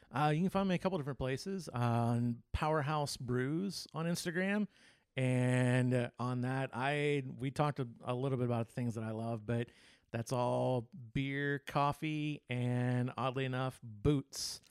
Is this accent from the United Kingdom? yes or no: no; Texas, United States; moved away; also born or lived in California; I'm from Texas and I love Texas